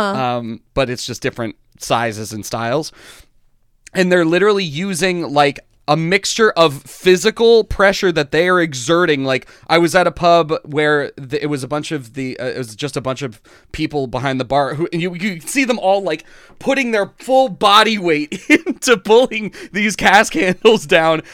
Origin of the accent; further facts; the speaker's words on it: United States; as a person growing up in America